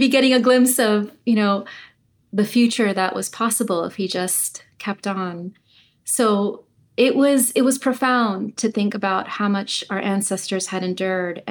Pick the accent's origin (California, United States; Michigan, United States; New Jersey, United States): California, United States; Clovis; So I grew up on the farmland that my grandfather farmed in Clovis. My father was born on that land. I was born on that land.